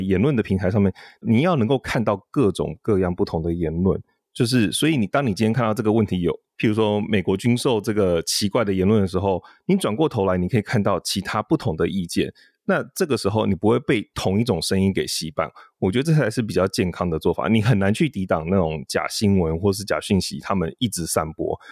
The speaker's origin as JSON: {"language": "Chinese", "country": "Taiwan", "also_born_or_lived": "United States", "moved": "yes", "said": "我是台湾来的"}